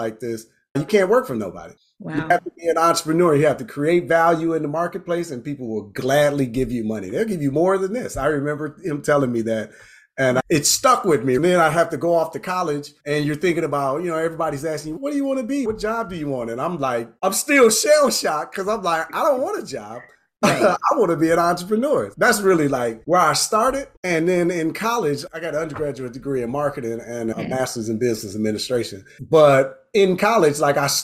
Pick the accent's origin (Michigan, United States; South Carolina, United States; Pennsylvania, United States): Michigan, United States; Inkster; I'm from Inkster, Michigan